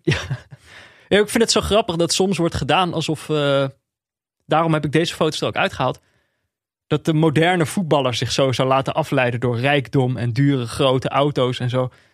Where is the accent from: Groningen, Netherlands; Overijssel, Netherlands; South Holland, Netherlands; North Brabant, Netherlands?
North Brabant, Netherlands; Eindhoven; ik ben opgegroeid in Eindhoven.